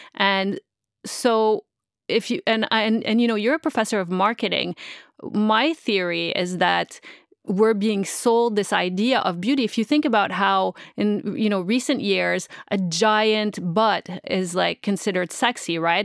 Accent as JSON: {"language": "English", "town": "Montreal", "region": "Quebec", "country": "Canada", "also_born_or_lived": "Middle East", "moved": "as an adult", "said": "I'm originally from Montreal. I'm not from here"}